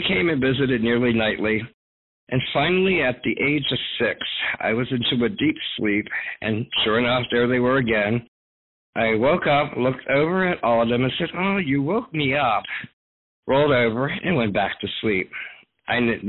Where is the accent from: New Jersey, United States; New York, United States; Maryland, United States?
Maryland, United States; Baltimore County; I'm from Baltimore County, Maryland